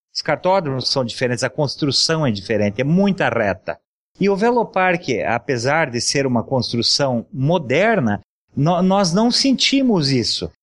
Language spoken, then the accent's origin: Portuguese; São José dos Pinhais, Paraná, Brazil; eu fui criado andando em São José dos Pinhais